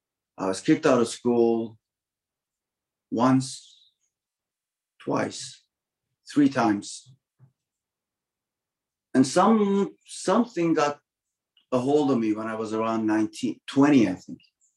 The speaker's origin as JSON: {"language": "English", "town": "Toronto", "region": "Ontario", "country": "Canada", "tie": "born or raised there", "said": "So yeah, I lived in Toronto, and I grew up in Scarborough partly, and in the West End of Toronto."}